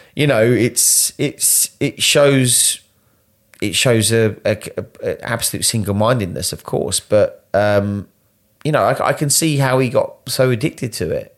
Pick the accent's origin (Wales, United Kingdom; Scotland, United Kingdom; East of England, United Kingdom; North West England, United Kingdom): East of England, United Kingdom; Essex; I was born in Essex